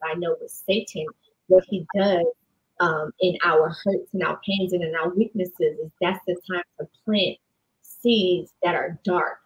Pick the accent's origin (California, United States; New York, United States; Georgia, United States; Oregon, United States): New York, United States; I grew up in New York